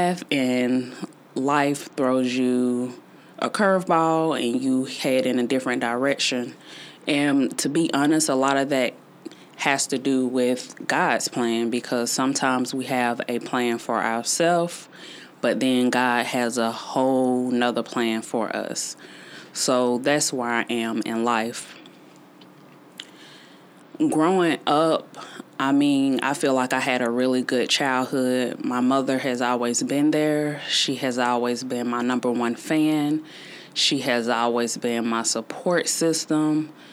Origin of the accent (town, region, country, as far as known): Greenville, South Carolina, United States; born or raised there